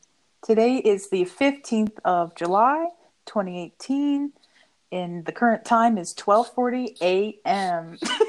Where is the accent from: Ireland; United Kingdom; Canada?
Canada; I'm also from Canada.